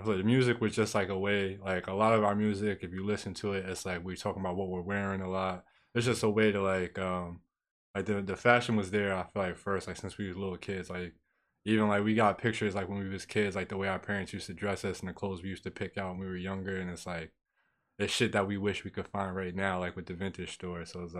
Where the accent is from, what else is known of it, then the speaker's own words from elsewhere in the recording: Peekskill, New York, United States; I feel like I played a big part. It's like especially like Peekskill in general, like it's just being like not the city.